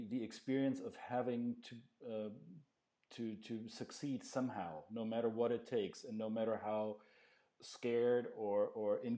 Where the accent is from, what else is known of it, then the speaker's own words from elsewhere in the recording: Belgium; accent: Belgian; It may come out with my weird Belgian accent